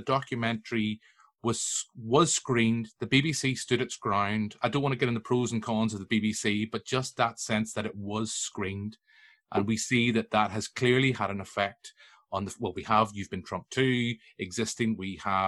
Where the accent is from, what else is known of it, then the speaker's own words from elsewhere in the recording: Tyrone, Northern Ireland, United Kingdom; I'm from Tyrone